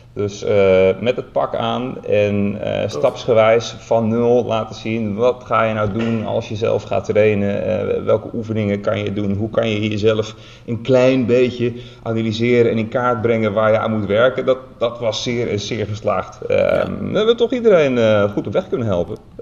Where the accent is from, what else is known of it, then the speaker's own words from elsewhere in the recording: Netherlands; als Nederlander